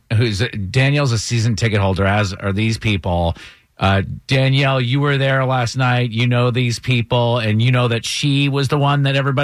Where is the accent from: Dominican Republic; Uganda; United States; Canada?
United States; Northeast; moved away; Growing up in the Northeast